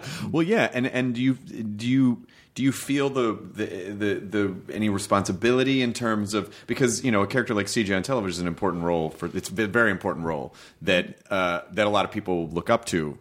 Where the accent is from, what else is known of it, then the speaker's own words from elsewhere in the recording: Memphis, Tennessee, United States; also born or lived in Louisville, Kentucky; I was born in Kentucky, but I grew up in Memphis.